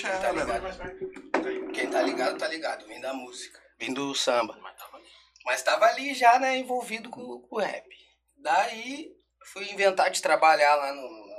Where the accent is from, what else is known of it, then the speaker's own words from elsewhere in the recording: Rio Grande do Sul, Brazil; Erva mate. A gente é gaúcho, salve o trap gaúcho